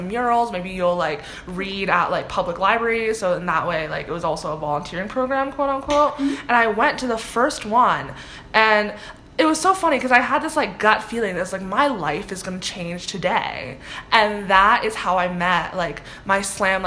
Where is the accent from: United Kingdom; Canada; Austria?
Canada; Toronto, Ontario; moved away as an adult; now in Ohio, United States; I'm from Scarborough, Toronto